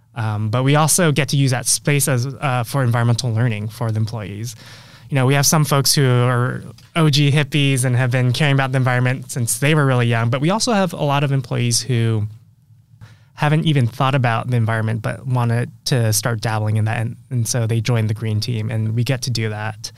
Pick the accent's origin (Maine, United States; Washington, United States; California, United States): California, United States; San Francisco; I went back home to San Francisco, where, that's my hometown